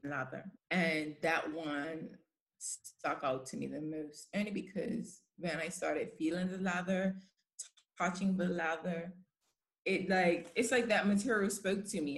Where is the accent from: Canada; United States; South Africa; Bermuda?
Bermuda; moved away as an adult; now in London, United Kingdom; I'm from Bermuda.